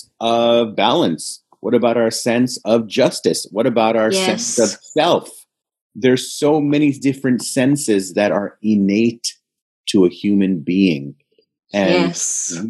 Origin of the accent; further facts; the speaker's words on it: India; I'm Indian and my family's in India